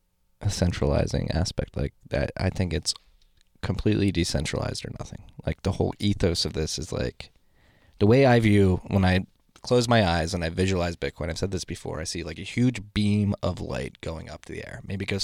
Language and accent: English; Philadelphia, Pennsylvania, United States; I'm from Northeast Philly. We're big on instincts